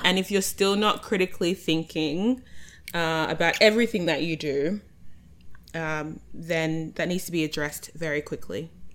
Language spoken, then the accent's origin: English; Australia; accent: Australian; I'm the Australian voice